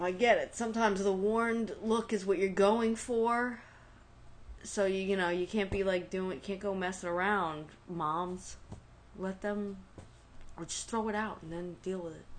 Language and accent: English; New York, United States; accent: New York; as a city kid, like as a New Yorker